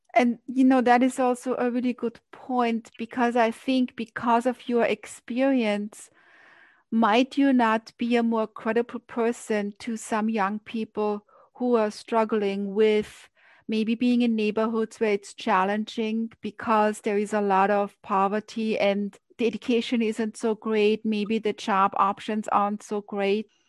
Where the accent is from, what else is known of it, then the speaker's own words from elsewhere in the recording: Austria; moved away as an adult; now in New York, United States; I grew up in Austria and I remember coming to New York, that was 30 years ago